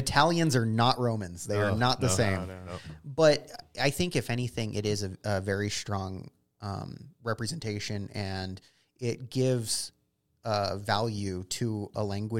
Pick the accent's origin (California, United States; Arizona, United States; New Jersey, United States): Arizona, United States; Prescott; And for me, growing up in Prescott, of course, the Yavapai tribe, the Hopi, the Navajo